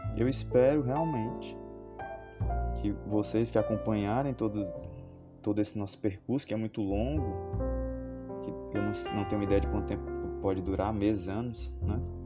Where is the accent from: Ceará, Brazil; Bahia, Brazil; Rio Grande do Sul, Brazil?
Ceará, Brazil; Fortaleza; Sou de Fortaleza, Ceará